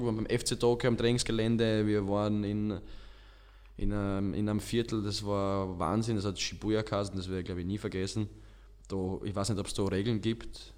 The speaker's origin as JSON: {"language": "German", "region": "Styria", "country": "Austria", "tie": "born or raised there", "also_born_or_lived": "Tyrol", "accent": "Styrian", "moved": "yes", "said": "ich komme aus der Steiermark"}